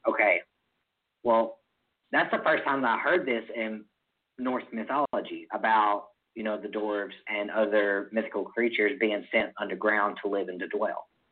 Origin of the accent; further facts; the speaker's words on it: Mississippi, United States; I'm from Mississippi.